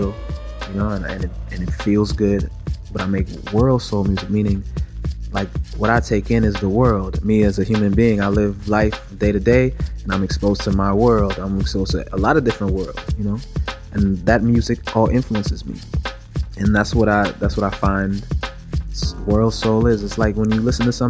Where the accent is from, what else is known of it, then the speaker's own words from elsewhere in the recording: Miami, Florida, United States; me being a singer and growing up in Miami and being Jamaican